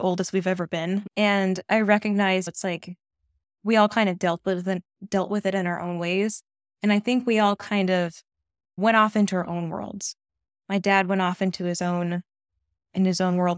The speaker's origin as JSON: {"language": "English", "area": "east of Seattle", "region": "Western Washington", "country": "United States", "tie": "born or raised there", "moved": "yes", "lives_now": "Maine, United States", "said": "I'm from Western Washington. That's where I was born and raised. East of Seattle"}